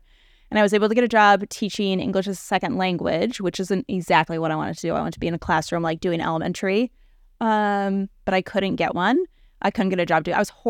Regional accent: Connecticut, United States; also born or lived in Maine; But like, I was raised in Connecticut.

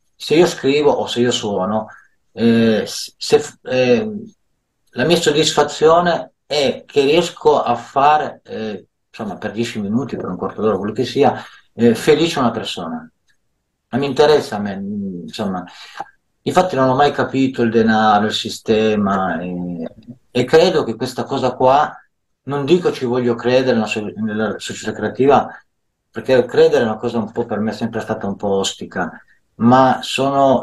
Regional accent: Milan, Lombardy, Italy; Io sono nato a Milano

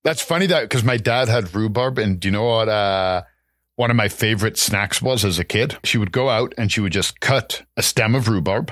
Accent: England, United Kingdom; moved away; growing up in England

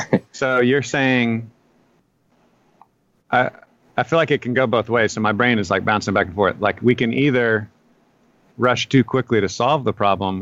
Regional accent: Temple, Texas, United States; also born or lived in Harker Heights, Texas / Killeen, Texas; I grew up in Temple and moved to Harker Heights.

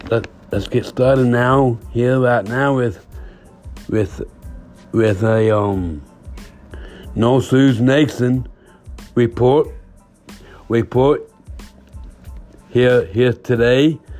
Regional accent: England, United Kingdom; I'm from England.

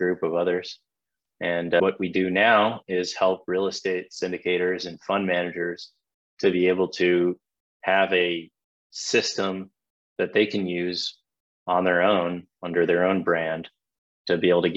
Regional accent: Atlanta, Georgia, United States; I'm from Atlanta, Georgia

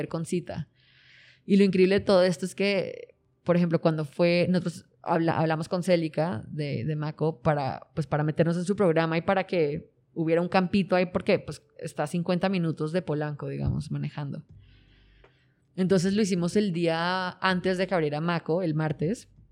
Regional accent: Colombia; now in Mexico; colombiano, igual que yo

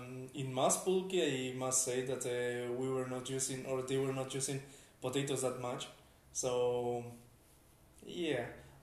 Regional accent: Spain; moved away as an adult; now in Latvia; I come from Spain and I came here 11 months and a half ago

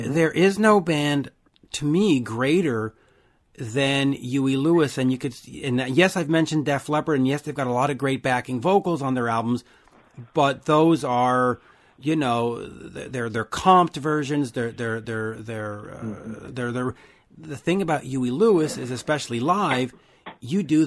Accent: Canada; I'm Canadian

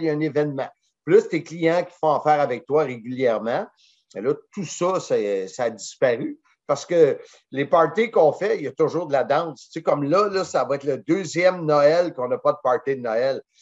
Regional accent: Salaberry-de-Valleyfield, Quebec, Canada; now in Blainville, Canada; je viens de Valleyfield

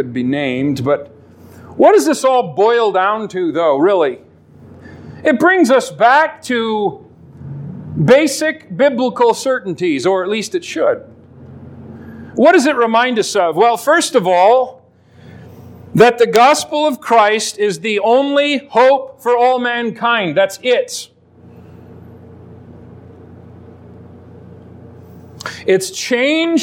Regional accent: Alaska, United States; Growing up in Alaska

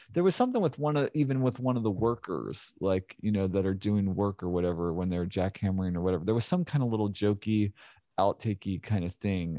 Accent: Philadelphia, Pennsylvania, United States; now in Clarksville, United States; I grew up in Philadelphia, the suburbs of Philadelphia

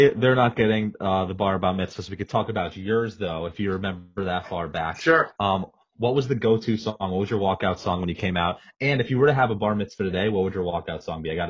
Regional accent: Coral Springs, Florida, United States; I'm from Coral Springs, so I'm here right now.

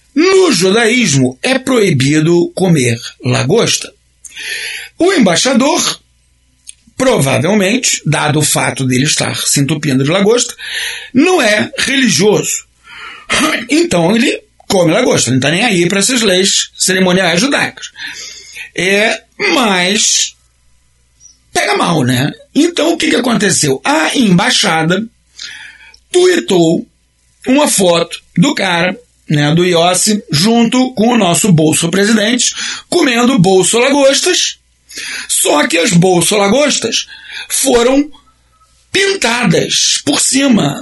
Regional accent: Brazil; nós brasileiros somos uma nação

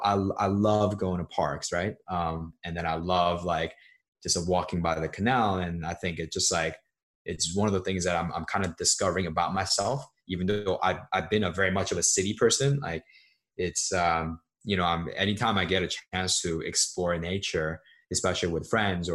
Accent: Seoul, South Korea; also born or lived in New York; now in United States; I grew up in Seoul, which is the capital of South Korea

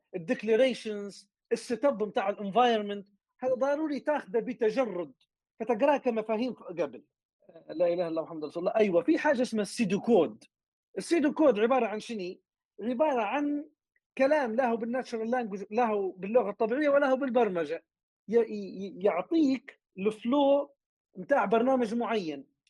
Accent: Libya; moved away; قطاع النفط عندنا في ليبيا

